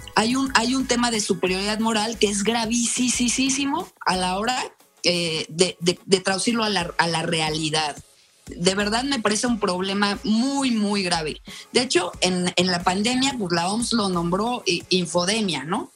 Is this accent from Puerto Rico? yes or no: no; Yucatán, Mexico; also born or lived in Mexico City; now in Querétaro, Mexico; soy de Yucatán, viví mucho tiempo en México y eh, hace como 25 años me vine a Querétaro